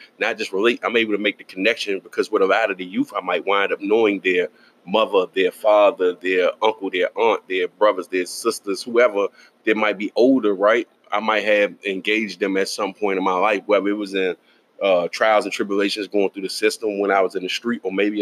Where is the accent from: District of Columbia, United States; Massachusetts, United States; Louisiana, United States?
District of Columbia, United States; Washington; I was born and raised in Northwest, right? And I was there pretty much my whole life.